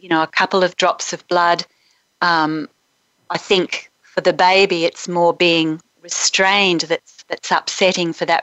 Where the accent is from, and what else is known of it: Brisbane, Queensland, Australia; born or raised there